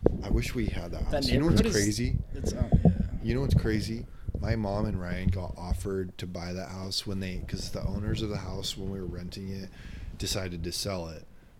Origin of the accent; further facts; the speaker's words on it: Wales, United Kingdom; I'm Welsh. That's my background. Welsh.